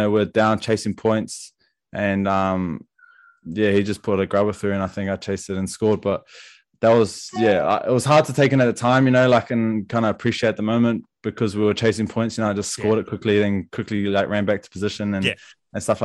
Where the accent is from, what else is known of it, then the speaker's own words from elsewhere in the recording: Wellington, New Zealand; I was obviously from Wellington